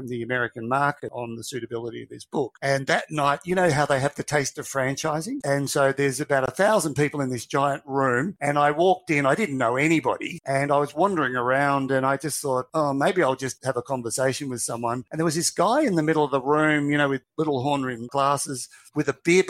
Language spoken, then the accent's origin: English; Australia; from Australia and I've got 3 staff